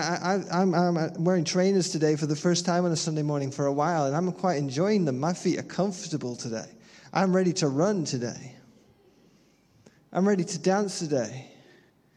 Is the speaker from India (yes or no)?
no; United Kingdom; our British heritage